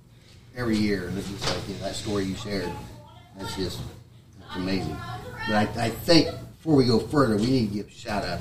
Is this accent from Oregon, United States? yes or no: no; Marion, Indiana, United States; I grew up in South Marion, just right down here, next block over from 50th Street.